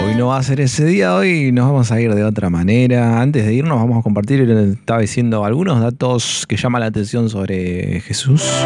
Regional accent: Valcheta, Río Negro, Argentina; los que somos de Valcheta

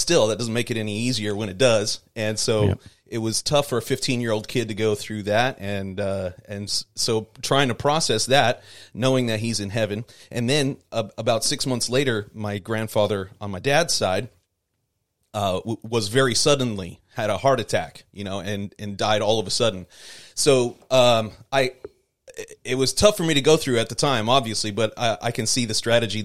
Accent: Phoenix, Arizona, United States; I grew up in Phoenix, Arizona, and eastern side of the valley

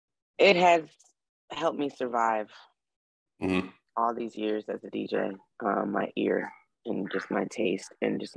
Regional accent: Detroit, Michigan, United States; as a Black woman growing up in Detroit

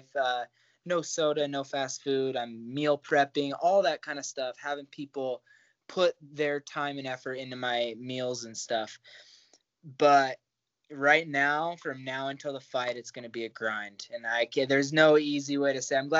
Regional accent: Great Falls, Montana, United States; also born or lived in Kansas; I grew up in Kansas. I lived in Great Falls long enough to say I'm from here. I graduated from high school here.

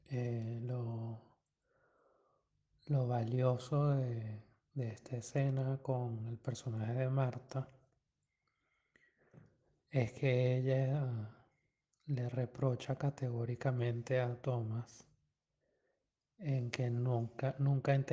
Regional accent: Venezuela; Varias veces he escuchado que es difícil eh, asociar el cine de Berman a a nosotros como venezolanos

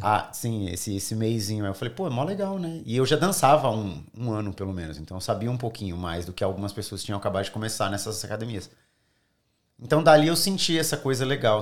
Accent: São Paulo, Brazil; moved away as an adult; now in Sydney, Australia; sou do Grajaú, extremo sul

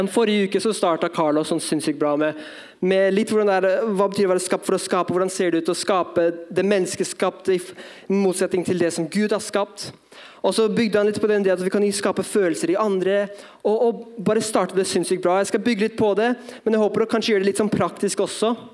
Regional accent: Drammen, Buskerud, Norway; Men ja, jeg er norsk. Mamma er norsk, i hvert fall. Pappa fra Filippinene, oppvokst som misjonærbarn.

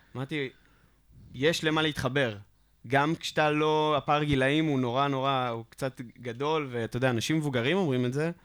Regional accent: Hod HaSharon, Central District, Israel; אני לא מגיע מרחובות, אני תכלס מגיע מהוד השרון

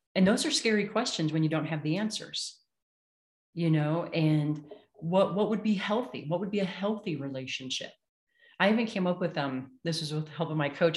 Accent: Illinois, United States; moved away; I grew up in the Midwest, right, in Illinois, where everything's flat

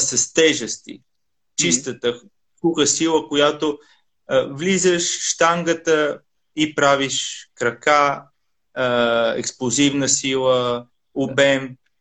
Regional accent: Italy; moved away as an adult; also born or lived in Sofia, Bulgaria; now in Bulgaria; съм израснал в Италия

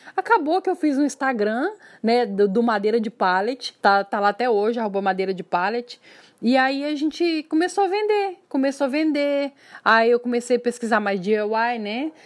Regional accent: Uberlândia, Minas Gerais, Brazil; accent: mineiro; moved away as an adult; also born or lived in São Paulo; pelo sotaque dá para perceber que eu sou mineira, né, de Uberlândia

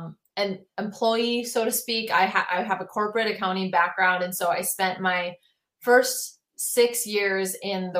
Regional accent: Minneapolis, Minnesota, United States; I'm from Minneapolis

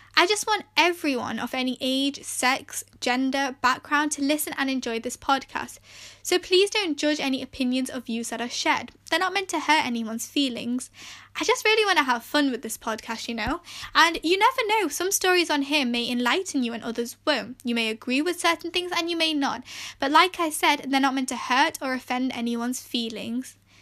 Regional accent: England, United Kingdom; I was born and raised in England, and I'm of Pakistani heritage

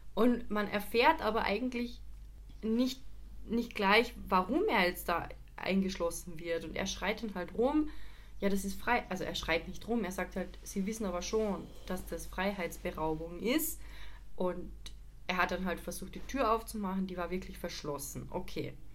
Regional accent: Carinthia, Austria; Auf jeden Fall in meinem mein Heimatbezirk. Der war vor ein paar Wochen halt in Österreich, speziell halt in Kärnten

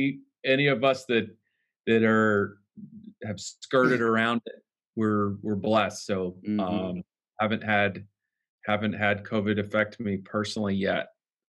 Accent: Atlanta, Georgia, United States; moved away as an adult; also born or lived in Durham, North Carolina; now in San Diego, United States; I grew up in Atlanta, Georgia, born and raised in the state of Georgia, and lived in the Southeast pretty much my entire life.

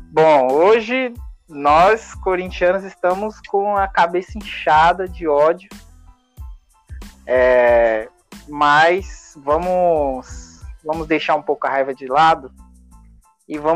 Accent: São Paulo, Brazil; porque somos aqui de São Paulo, acompanhamos mais o futebol paulista

